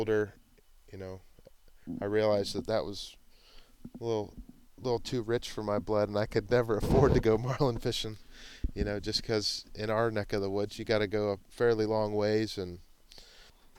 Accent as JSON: {"language": "English", "town": "Pensacola", "region": "Florida", "country": "United States", "tie": "born or raised there", "said": "I grew up in Pensacola, Florida. my dad got stationed there in the Navy when I was very young, so I've been there since"}